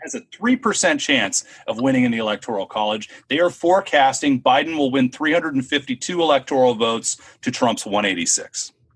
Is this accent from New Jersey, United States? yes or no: no; Southern California, United States; I'm from SoCal